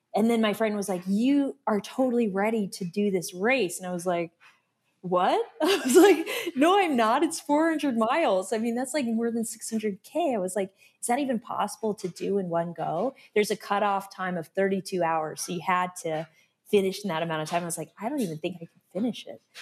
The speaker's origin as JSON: {"language": "English", "region": "Alaska", "country": "United States", "tie": "born or raised there", "also_born_or_lived": "Tacoma, Washington", "moved": "as an adult", "lives_now": "Tucson, United States", "said": "I grew up in Alaska"}